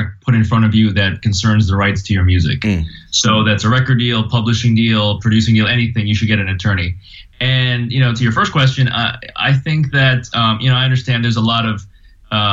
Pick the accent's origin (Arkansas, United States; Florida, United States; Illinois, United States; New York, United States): Florida, United States; Miami; now in Los Angeles, United States; I was growing up in Miami